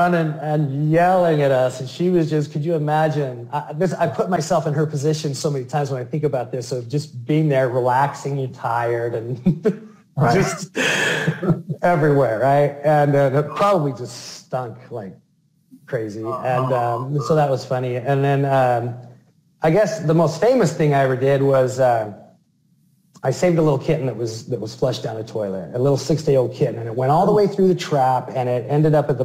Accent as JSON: {"language": "English", "town": "Salt Lake City", "region": "Utah", "country": "United States", "tie": "born or raised there", "said": "my hometown, Salt Lake City"}